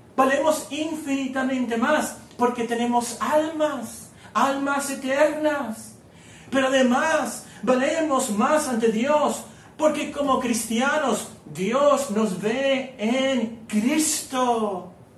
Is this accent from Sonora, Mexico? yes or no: yes; Hermosillo, Sonora, Mexico; also born or lived in Guerrero, Mexico / Culiacán, Sinaloa, Mexico; yo, yo nací en, en Guerrero, luego fuimos a Sinaloa, a Culiacán, Sinaloa, y luego nos venimos a Hermosillo